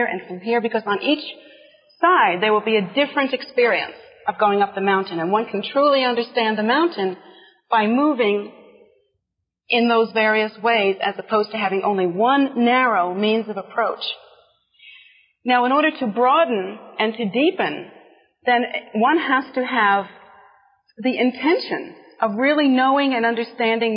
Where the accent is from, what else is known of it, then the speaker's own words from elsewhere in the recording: United States; here in our America